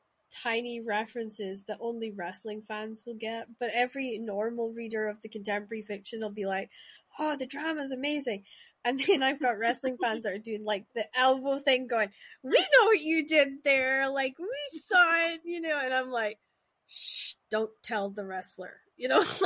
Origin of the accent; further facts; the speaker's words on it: Shetland Islands, Scotland, United Kingdom; moved away; also born or lived in Glasgow; I grew up in the Shetland Islands where Vikings and Viking mythology is drilled into you